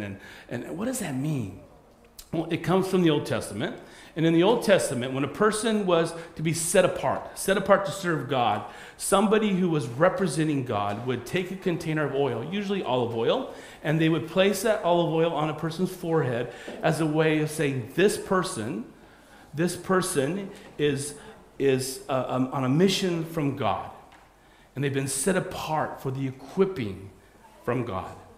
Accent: United States; as an American.

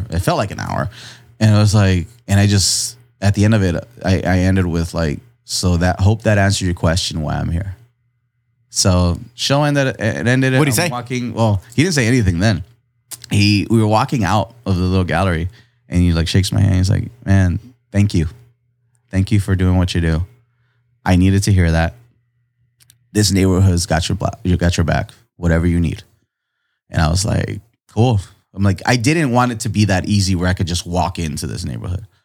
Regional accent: Tijuana, Baja California, Mexico; born there; My family's from here. I was born in Tijuana. We crossed the border every day at three in the morning to go to this ghetto ass school

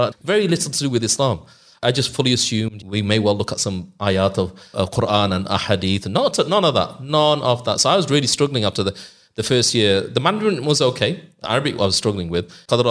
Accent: Leeds, Yorkshire and the Humber, United Kingdom; Oh, so I'm originally from Leeds, but I've disguised my accent.

